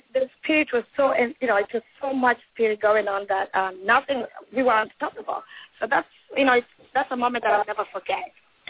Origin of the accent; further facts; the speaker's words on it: Iceland; English is a second language; So when I called Carlos in Spanish that I'm from Iceland.